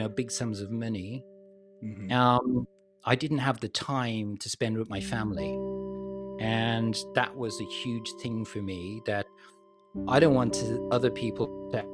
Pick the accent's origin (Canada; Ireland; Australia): Ireland; moved away as an adult; also born or lived in London, United Kingdom / Hong Kong / Manila, Philippines / Los Angeles, United States; I grew up in Ireland, and when I graduated from college in the 80s, there was no work in Ireland.